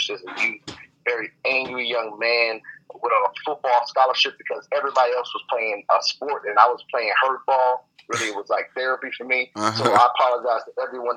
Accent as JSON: {"language": "English", "town": "Bolingbrook", "region": "Illinois", "country": "United States", "tie": "born or raised there", "also_born_or_lived": "Chicago, Illinois", "moved": "as an adult", "lives_now": "Los Angeles, United States", "said": "I'm originally from Chi-Town, the west side born, southwest suburb raised. Shout out to the Brook, Bolingbrook"}